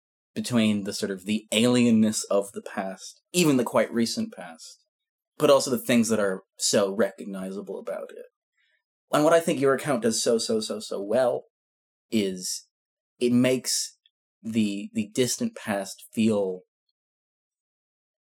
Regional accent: Scotland, United Kingdom; I'm Scottish

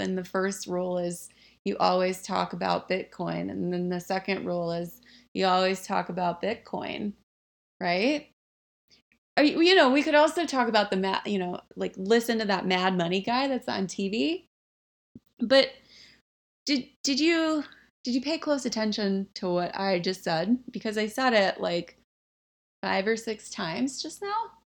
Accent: the South, United States; I grew up in the South

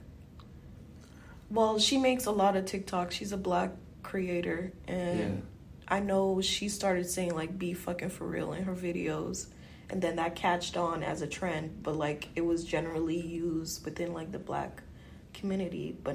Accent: Guyana; I'm from Guyana

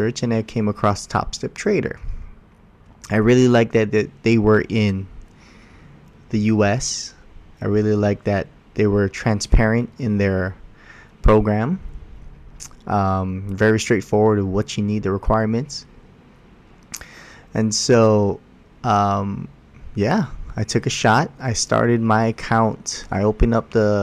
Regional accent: Hawaii, United States; I was born and raised in Hawaii.

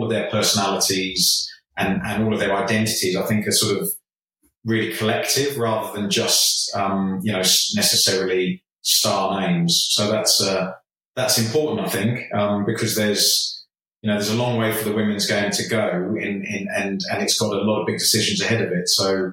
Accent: Jersey; moved away as an adult; growing up in Jersey and playing amateur football till I was 18

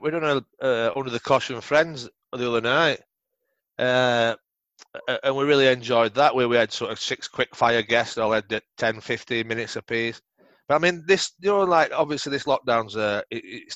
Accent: England, United Kingdom; us as English

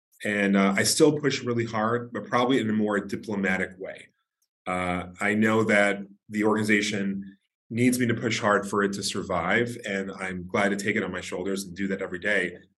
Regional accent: New York City, New York, United States; I was born and raised in Brooklyn, New York. I first was raised in Canarsie, Brooklyn, properly pronounced Canarsie, Brooklyn.

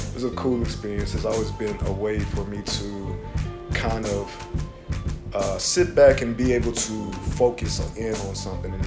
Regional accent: Chicago, Illinois, United States; the everyday pressures that we were facing growing up in Chicago

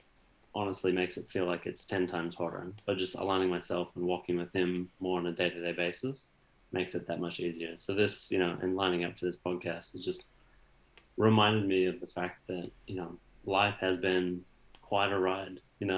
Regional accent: United States; moved away; at least my experience in growing up in America was all about, you know, the fast takeaway

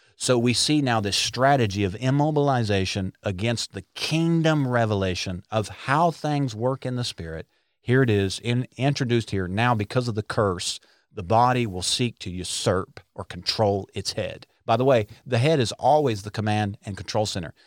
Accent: Arkansas, United States; we're from Arkansas.

